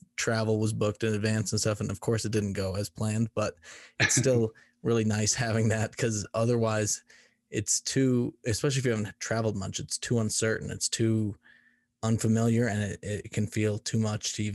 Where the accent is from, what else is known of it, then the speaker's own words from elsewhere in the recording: Boston, Massachusetts, United States; moved away as an adult; now in Colorado, United States; I'm from Boston, Massachusetts originally